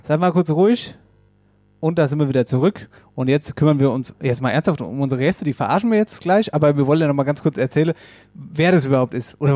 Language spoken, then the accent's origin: German; Wetterau, Hesse, Germany; bei uns in der Wetterau